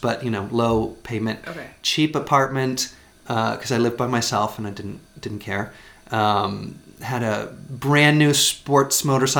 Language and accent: English; Richmond, Virginia, United States; moved away as an adult; also born or lived in Savannah, Georgia / Austin, Texas / Dallas, Texas / Los Angeles, California; now in Iceland; So I was born and raised in Richmond, Virginia. which was the capital of the South during the Civil War.